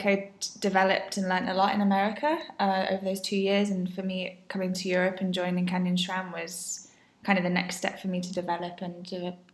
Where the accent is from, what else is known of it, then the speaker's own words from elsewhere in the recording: England, United Kingdom; moved away as an adult; now in Girona, Spain; I am from England, and I live in Girona